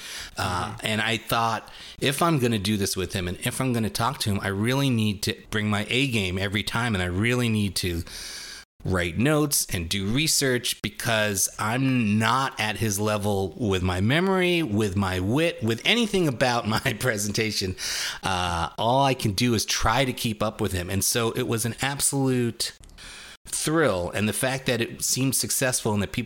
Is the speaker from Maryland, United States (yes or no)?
no; New York, United States; growing up in New York in the 70s